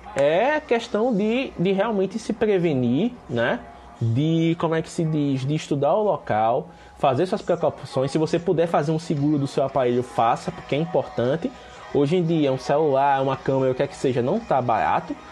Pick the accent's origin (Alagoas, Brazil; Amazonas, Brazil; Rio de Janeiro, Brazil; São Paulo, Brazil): Alagoas, Brazil; Penedo; eu sou de Penedo, que é uma cidade pequena aqui no interior de Alagoas